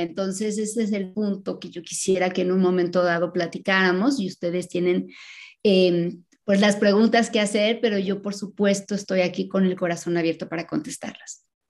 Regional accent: Mexico City, Mexico; vinieron a vivir a la Ciudad de México cuando se casaron y tuvieron nueve hijos y yo soy la más joven

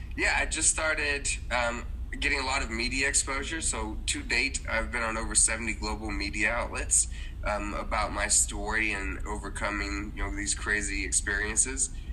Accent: Dallas-Fort Worth area, Texas, United States; I was raised in the Dallas-Fort Worth area of Texas.

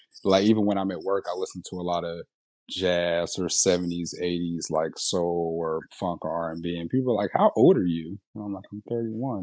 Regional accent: Indianapolis, Indiana, United States; also born or lived in Gary, Indiana / Atlanta; we moved to Indianapolis when I was about 9, 10. So for the most part, I'm from here

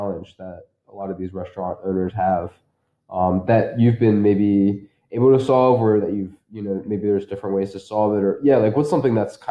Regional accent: Philadelphia, Pennsylvania, United States; I'm from Philadelphia.

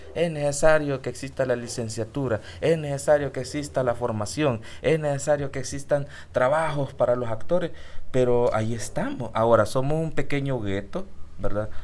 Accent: El Salvador; yo soy de Salvador, me mandó aquí y yo quiero hacer teatro en mi país

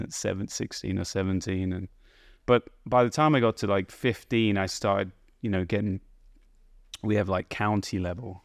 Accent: High Wycombe, South East England, United Kingdom; moved away as an adult; now in United States; I lived in a town called High Wycombe pretty much most of my early years, which is a, a town right between London and Oxford

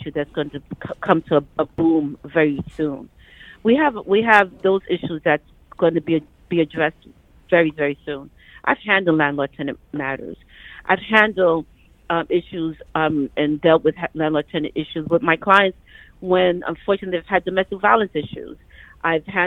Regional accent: New York City, New York, United States; also born or lived in Panama; I grew up in Crown Heights. My family, my parents and my siblings and I migrated from Panama. And I came here when I was very young. I was 5

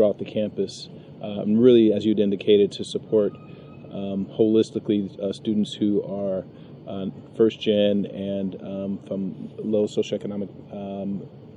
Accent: San Francisco, California, United States; also born or lived in Santa Barbara; I'm originally from San Francisco, and I, you know, in hindsight, I'm happy to have been born and raised in that community

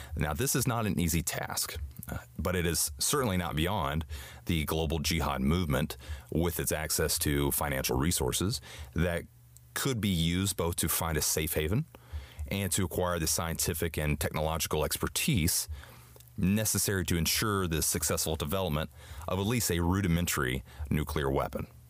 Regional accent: United States

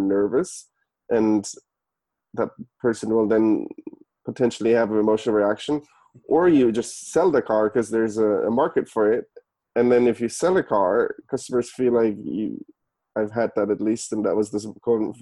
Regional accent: Germany; moved away as an adult; also born or lived in San Francisco, United States; now in United States; I was born and raised in Germany originally. I moved to the US in 2011.

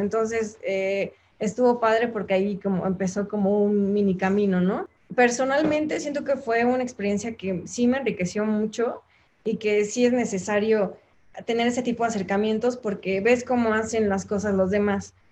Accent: Guanajuato, Mexico; moved away as an adult; also born or lived in Mexico City; now in Hong Kong; Soy de Guanajuato. Bueno, nací en el Distrito Federal, pero crecí y estudié en Guanajuato

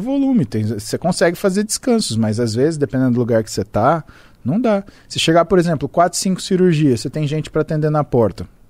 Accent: Brazil; sou brasileiro

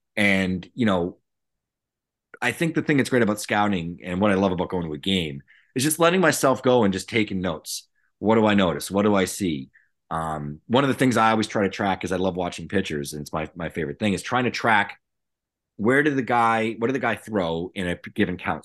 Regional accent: right outside the Cape Cod League, Massachusetts, United States; I grew up right outside the Cape Cod League

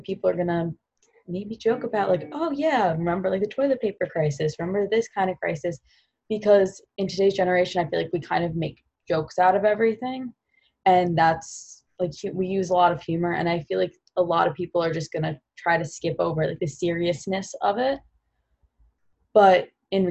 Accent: Long Island, New York, United States; moved away as an adult; also born or lived in Providence, Rhode Island; I'm from Long Island, New York.

